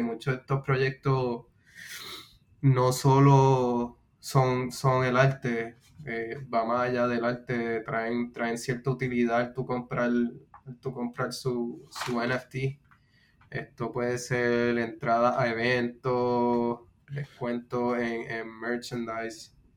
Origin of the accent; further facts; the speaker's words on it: Puerto Rico; now in United States; soy de Puerto Rico, eh, residiendo en los Estados Unidos